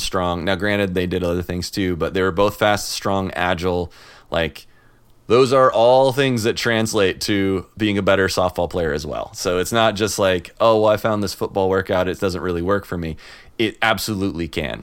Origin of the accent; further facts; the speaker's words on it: Illinois, United States; moved away; I'm from Illinois